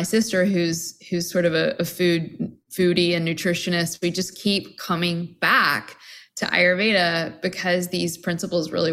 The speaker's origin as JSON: {"language": "English", "region": "Tennessee", "country": "United States", "tie": "born or raised there", "said": "I grew up Southern Baptist in Tennessee"}